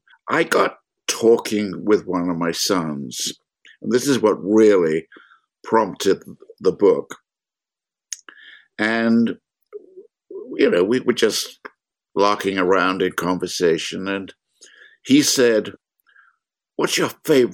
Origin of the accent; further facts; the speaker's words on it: London, United Kingdom; now in United States; I grew up in London while it was being bombed